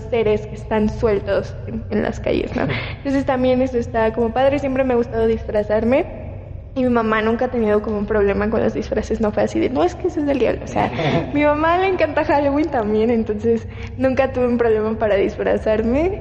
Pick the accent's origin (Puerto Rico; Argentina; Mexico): Mexico; Yucatán; De donde yo soy